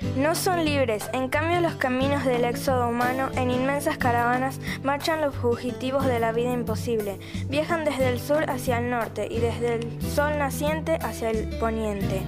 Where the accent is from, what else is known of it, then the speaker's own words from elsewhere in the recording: La Paz, Bolivia; moved away as an adult; now in Buenos Aires, Argentina; Eso solamente se puede comer en La Paz, de donde yo vengo